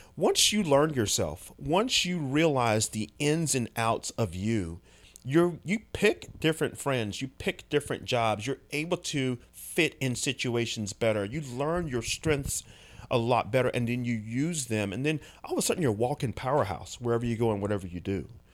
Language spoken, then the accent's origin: English; United States; as American men